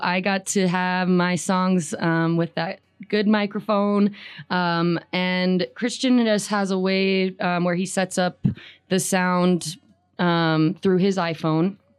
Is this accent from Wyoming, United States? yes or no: yes; Riverton, Wyoming, United States; I grew up in Riverton